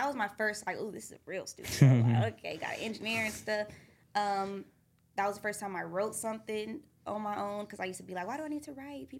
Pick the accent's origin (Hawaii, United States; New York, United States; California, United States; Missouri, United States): California, United States; Redondo Beach; also born or lived in Duarte, California; I was born out there, and then when I was about like 5, I moved out here. And I grew up in this neighborhood, Redondo, where I stay now.